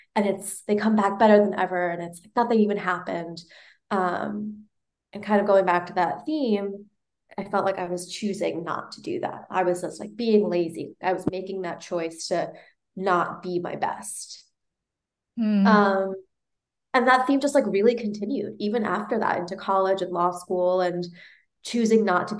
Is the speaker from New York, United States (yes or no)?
yes; New York City, New York, United States; I was born in Manhattan, raised in New York